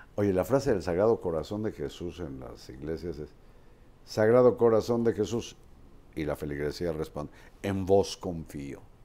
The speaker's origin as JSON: {"language": "Spanish", "country": "Mexico", "said": "soy mexicano promedio"}